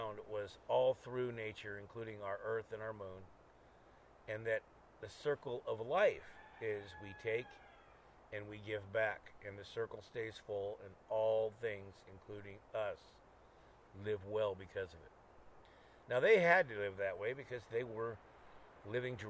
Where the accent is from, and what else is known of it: Sunnyvale, California, United States; born or raised there